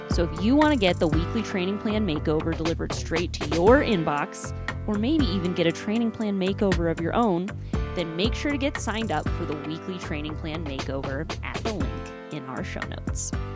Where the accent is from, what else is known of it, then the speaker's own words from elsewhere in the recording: Ohio, United States; now in Utah, United States; my state right now, I guess it's not my home state, sorry, Ohio